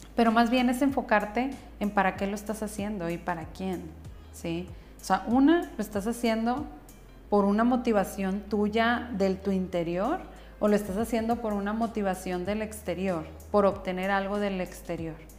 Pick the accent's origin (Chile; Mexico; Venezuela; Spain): Mexico; northern Mexico; soy bien norteña, tengo una voz fuerte